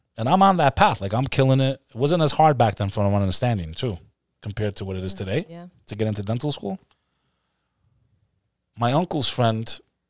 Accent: Texas, United States; born there; first language en; I was born here. I was actually born in Texas.

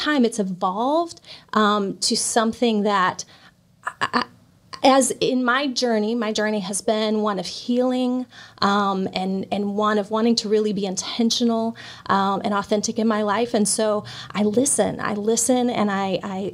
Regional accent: Hendersonville, Tennessee, United States; I grew up here in Hendersonville

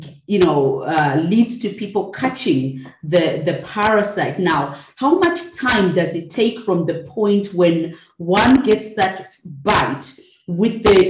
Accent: Zimbabwe; I'm from Zimbabwe

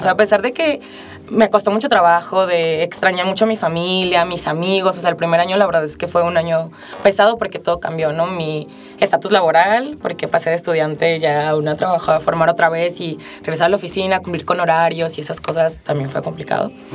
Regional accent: Mexico City, Mexico; moved away as an adult; now in Aguascalientes, Mexico; soy de la Ciudad de México, tiene un año y medio que me mudé a Aguascalientes

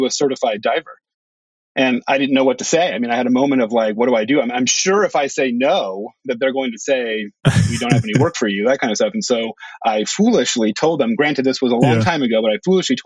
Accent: San Francisco, California, United States; moved away as an adult; also born or lived in Bahamas / Oregon / Hawaii; now in Friday Harbor, United States; I grew up in San Francisco

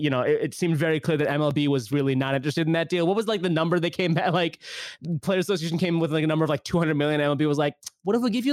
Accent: Pakistan; now in United States; Obviously, this is near and dear to me. I'm a Pakistani American.

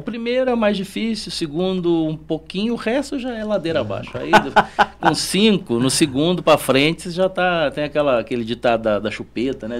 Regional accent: Guaratinguetá, São Paulo, Brazil; born or raised there

